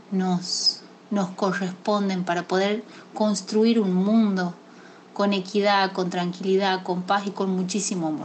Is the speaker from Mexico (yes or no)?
no; Tafí Viejo, Tucumán, Argentina; soy de Tafí Viejo, Tucumán.